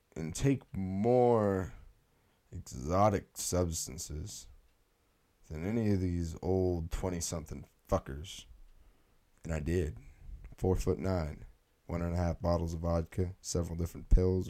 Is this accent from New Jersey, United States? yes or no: no; California, United States; moved away; also born or lived in the north; I was born in California